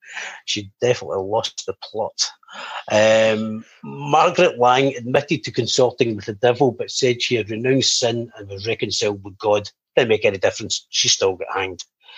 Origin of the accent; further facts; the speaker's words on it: Erskine, Scotland, United Kingdom; also born or lived in Paisley; Obviously, I'm from Paisley myself, so it was quite an interesting one to read into as well. So, yeah, and funnily enough, just the last part, where I actually moved to when I was 2 years old, was a place called Erskine.